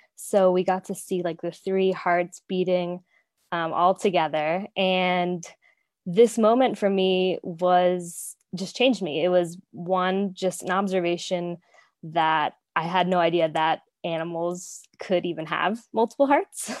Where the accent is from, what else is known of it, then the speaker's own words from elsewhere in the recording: Florida, United States; I grew up in Florida, so I got the opportunity to take a marine biology class in high school